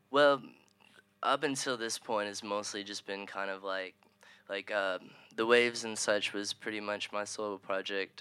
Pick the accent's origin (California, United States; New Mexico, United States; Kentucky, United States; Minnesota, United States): Kentucky, United States; Owensboro; now in Louisville, United States; I'm from Owensboro.